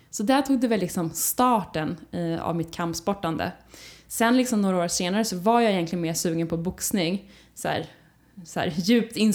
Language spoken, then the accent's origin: Swedish; Skåne, Sweden; jag är delvis uppväxt i Skåne. Eh, jag flyttade dit när jag gick på högstadiet